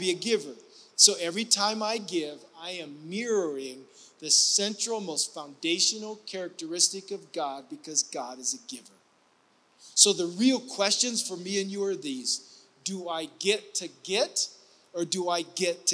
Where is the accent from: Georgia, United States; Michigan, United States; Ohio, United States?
Ohio, United States; moved away; I grew up in the Midwest, in the state of Ohio, in the northwest part by Lake Erie